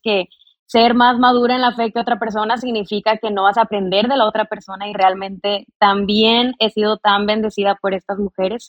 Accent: Mexico; yo soy de México, nací en México, vivo en México

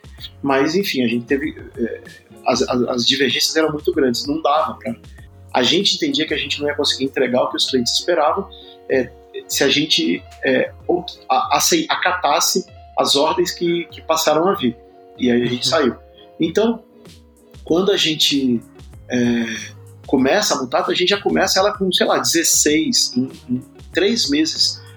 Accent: Espírito Santo, Brazil; moved away as an adult; now in São Paulo, Brazil; eu sou capixaba é, de nascimento, moro em São Paulo há. tenho 46 anos, moro em São Paulo há 21 anos

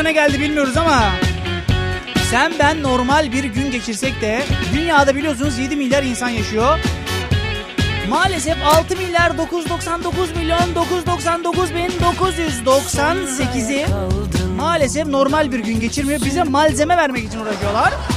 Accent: Kırklareli, Turkey; ben de Kırklareliyim.

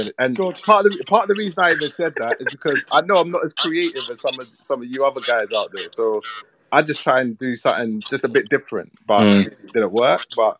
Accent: Ghana; I'm Ghanaian

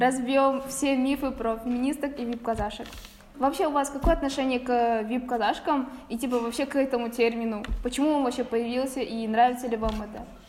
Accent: Kazakhstan; у нас в Казахстане

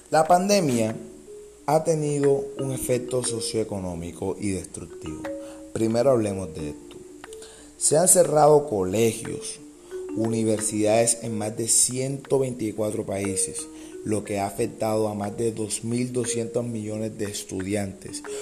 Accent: Colombia; mi país, Colombia

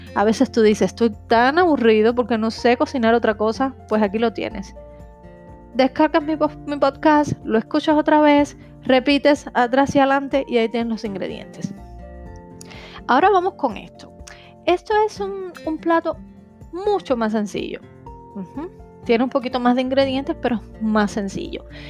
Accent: Cuba; yo soy de Cuba

